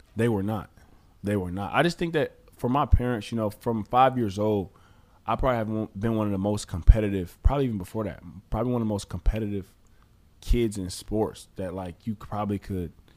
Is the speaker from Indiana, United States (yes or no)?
no; Detroit, Michigan, United States; also born or lived in Southfield, Michigan; I grew up actually in Detroit, and then we actually moved to Southfield